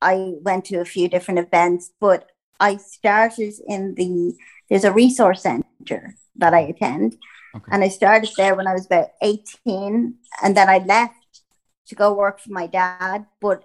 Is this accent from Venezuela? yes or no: no; Ireland; also born or lived in Skerries, Dublin, Ireland; I'm Irish